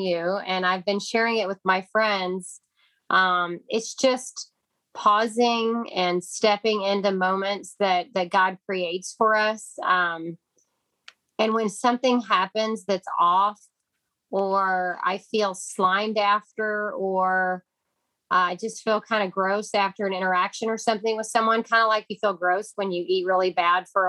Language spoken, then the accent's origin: English; Kentucky, United States; now in Texas, United States; I'm from Kentucky, and we call them soup beans